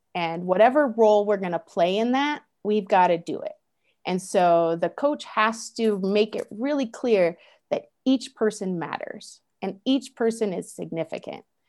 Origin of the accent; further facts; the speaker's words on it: United States; I use myself as an American